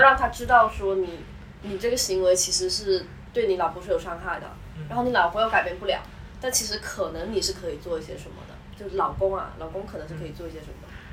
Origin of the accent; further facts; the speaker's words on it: Guangdong, China; 像我们就是潮汕的嘛， 我们一直在那个环境下长大的话